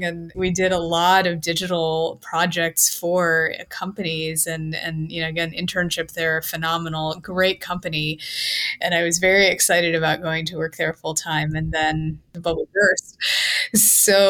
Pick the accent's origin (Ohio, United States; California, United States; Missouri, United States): Ohio, United States; Cincinnati; I'm from Cincinnati, Ohio. That's where I was living when I was working at GE